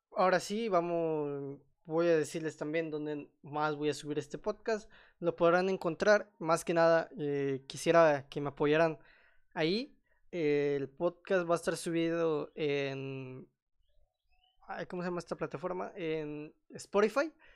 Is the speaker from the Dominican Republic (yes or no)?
no; Mexico; soy mexicano